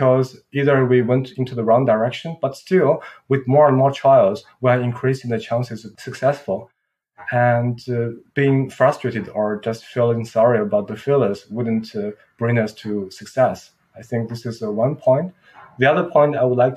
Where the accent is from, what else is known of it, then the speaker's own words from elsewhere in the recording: Qingdao, Shandong, China; moved away; also born or lived in Munich, Germany; my hometown, which is called Qingdao